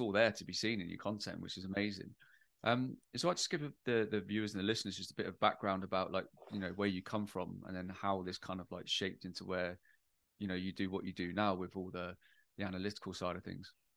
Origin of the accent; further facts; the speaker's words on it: United Kingdom; I'm British